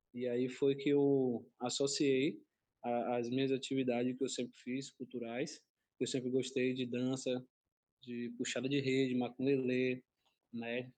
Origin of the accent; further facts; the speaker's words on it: Salvador, Bahia, Brazil; Sou filho da terra desde quando eu nasci, moro em Castelo Branco, né? Sou um fruto de lá